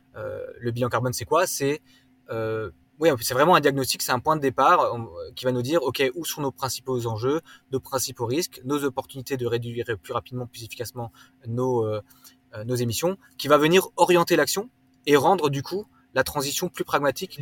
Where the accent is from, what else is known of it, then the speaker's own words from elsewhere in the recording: Wolschwiller, Grand Est, France; moved away; also born or lived in London; Je viens d'Alsace à la base, donc j'ai grandi à la campagne entre les Vosges et, le Jura.